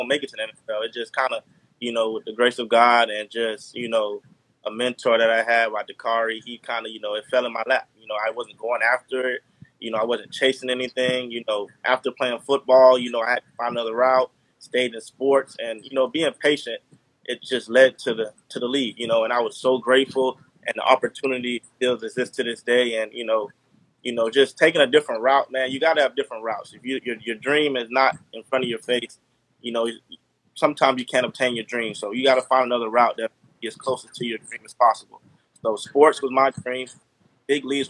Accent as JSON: {"language": "English", "town": "North Lauderdale", "region": "Florida", "country": "United States", "tie": "born or raised there", "said": "I'm from North Lauderdale, Florida. Same hometown as JK"}